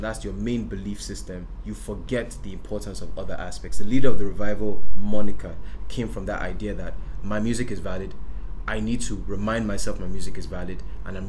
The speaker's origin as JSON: {"language": "English", "country": "Nigeria", "said": "I'm Nigerian. I live in Nigeria."}